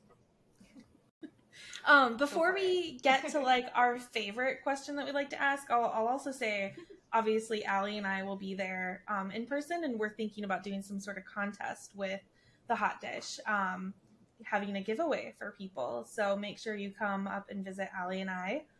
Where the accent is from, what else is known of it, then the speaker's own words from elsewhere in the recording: Midwest, United States; in the Midwest, we call it a hot dish.